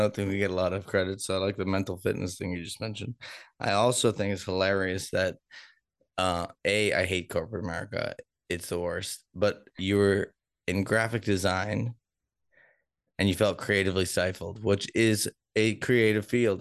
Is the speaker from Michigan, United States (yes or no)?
no; Boston, Massachusetts, United States; also born or lived in Denver; now in Kansas City, United States; I'm from Boston, where we're also Democratic